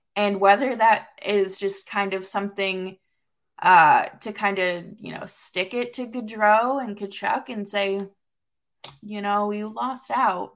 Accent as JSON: {"language": "English", "region": "New England", "country": "United States", "tie": "born or raised there", "said": "I grew up in New England."}